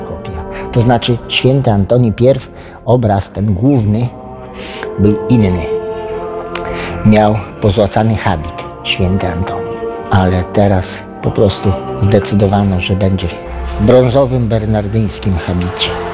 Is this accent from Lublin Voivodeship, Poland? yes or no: yes; Gruszka, Lublin Voivodeship, Poland; Ja jestem stąd. Tylko nie z Radecznicy, tylko z Gruszki obok Radecznicy.